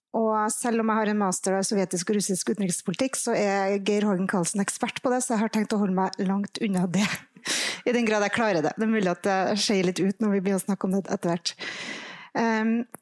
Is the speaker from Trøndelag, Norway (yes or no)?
yes; Trondheim, Trøndelag, Norway; jeg vet ikke om jeg kan si at jeg er fra nord når jeg er fra Trondheim